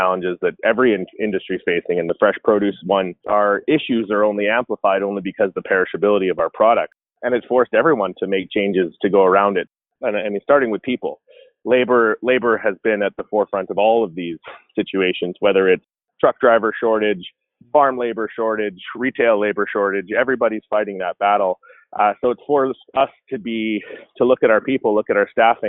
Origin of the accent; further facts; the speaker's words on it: British Columbia, Canada; now in Calgary, Canada; I'm actually from British Columbia, so I have family and friends throughout the greater Vancouver area, as well as in the interior of BC